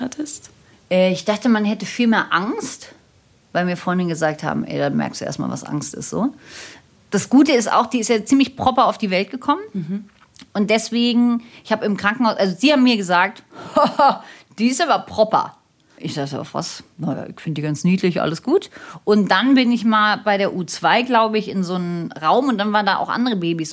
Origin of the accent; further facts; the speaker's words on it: Berlin, Germany; also born or lived in Munich; ich komme aus Berlin und mein Mann kommt aus Berlin und viele Generationen von uns kommen aus Berlin und wir sind da sehr verwurzelt.